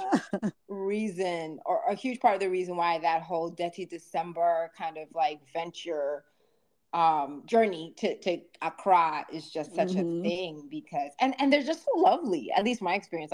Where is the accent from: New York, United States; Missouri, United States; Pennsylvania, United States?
New York, United States; moved away as an adult; also born or lived in DMV (Washington DC area); growing up in New York